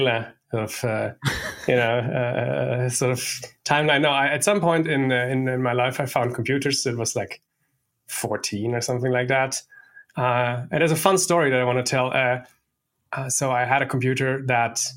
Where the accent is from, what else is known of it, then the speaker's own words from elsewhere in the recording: Stuttgart, Baden-Württemberg, Germany; moved away as an adult; also born or lived in Berlin; I was one of the founding members of my hometown's MySQL user group